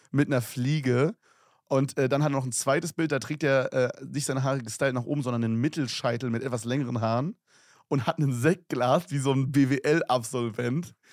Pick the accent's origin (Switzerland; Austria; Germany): Switzerland; born there; ich bin 17 Jahre jung, bin 1,72 groß und bin geboren in der Schweiz